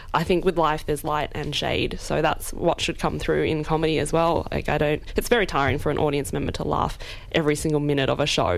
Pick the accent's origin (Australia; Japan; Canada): Australia; I can be Australian, I can be Chinese